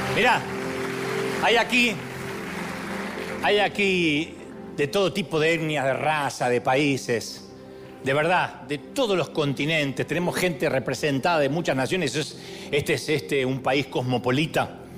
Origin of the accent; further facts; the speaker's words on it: Billinghurst, Buenos Aires Province, Argentina; Yo nací en Billinghurst.